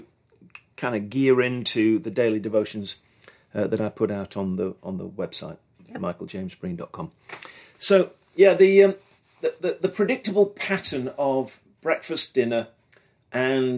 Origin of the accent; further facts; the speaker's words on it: England, United Kingdom; moved away as an adult; now in United States; being English